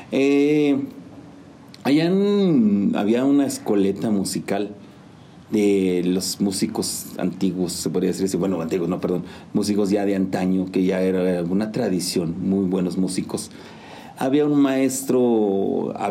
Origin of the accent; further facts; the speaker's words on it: Santa María Tlahuitoltepec, Oaxaca, Mexico; Pues yo soy originario de Santa María Tlahuitoltepec, Mije, Mijes, Oaxaca.